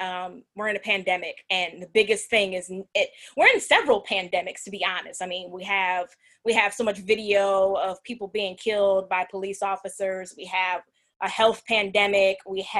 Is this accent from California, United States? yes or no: no; New Jersey, United States; moved away as an adult; now in Louisiana, United States; So I'm from New Jersey. I never let anybody forget that. My accent is gone. I've been in Louisiana for 19 years.